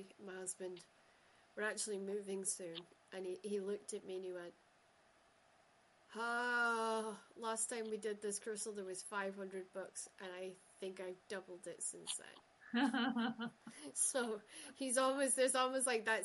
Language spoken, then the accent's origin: English; Shetland, Scotland, United Kingdom; I grew up in Shetland where everybody said, hey, how are you doing